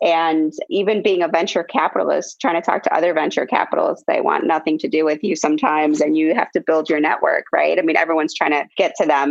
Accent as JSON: {"language": "English", "region": "Midwest", "country": "United States", "tie": "born or raised there", "said": "me growing up in the Midwest"}